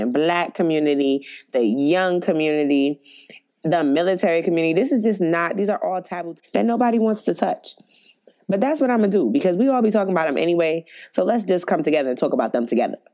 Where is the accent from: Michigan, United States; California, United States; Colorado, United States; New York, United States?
New York, United States; New York City; I'm from Brooklyn, New York